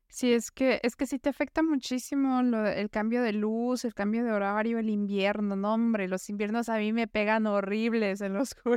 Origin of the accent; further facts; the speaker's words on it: Puebla, Mexico; moved away as an adult; now in Vienna, Austria; yo soy de Puebla